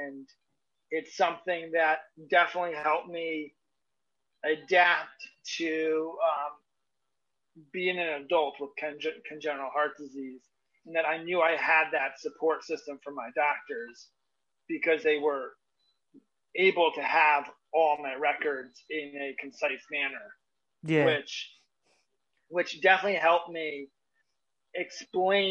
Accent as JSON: {"language": "English", "region": "Northeast", "country": "United States", "said": "I'm from the Northeast region"}